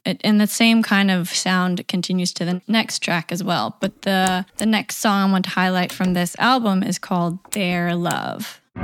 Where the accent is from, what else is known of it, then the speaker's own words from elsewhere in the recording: Knoxville, Tennessee, United States; my hometown of Knoxville, Tennessee